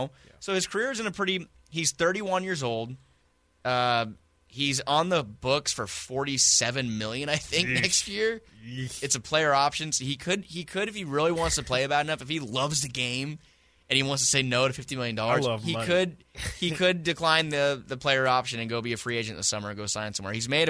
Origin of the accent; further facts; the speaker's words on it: Yuba City, California, United States; also born or lived in Chico, California; I'm from Yuba City.